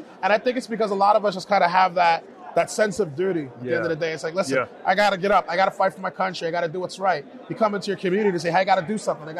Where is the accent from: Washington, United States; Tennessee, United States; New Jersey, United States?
New Jersey, United States; Paterson; Like, so I'm from Paterson, New Jersey. It's an inner city.